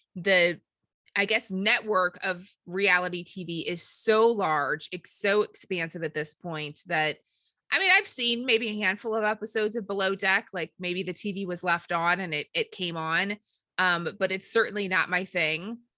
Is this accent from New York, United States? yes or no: no; St. Louis, Missouri, United States; we are from Saint Louis or the Saint Louis area.